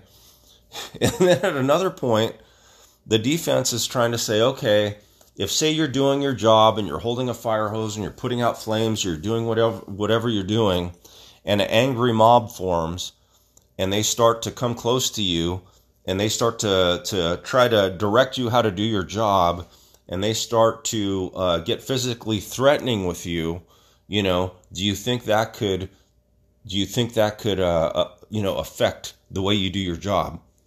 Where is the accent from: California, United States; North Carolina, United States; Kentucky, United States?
California, United States; Stockton; I grew up in Southwest Stockton, and I'm part of the legacy of Little Manila